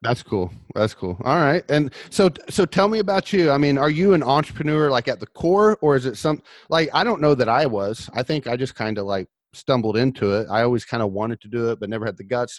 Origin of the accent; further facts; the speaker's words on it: Orlando, Florida, United States; I'm from Orlando